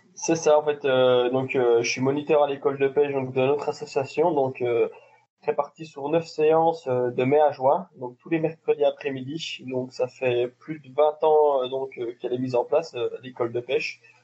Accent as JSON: {"language": "French", "country": "France", "said": "on est du Jura"}